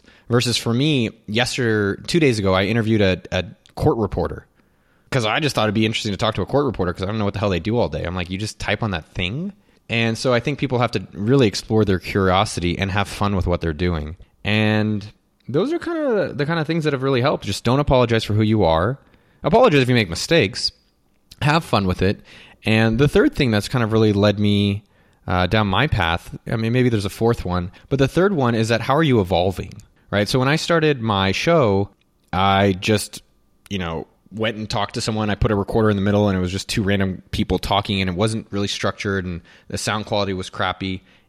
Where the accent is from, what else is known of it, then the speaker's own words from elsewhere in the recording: California, United States; I'm from the Bay Area, so we say hella.